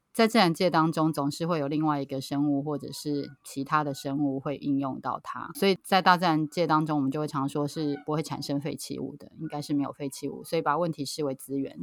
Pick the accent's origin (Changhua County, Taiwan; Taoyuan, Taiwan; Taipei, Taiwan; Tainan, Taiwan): Taipei, Taiwan; now in Taitung, Taiwan; 是从小在台北长大的，然后现在住在台东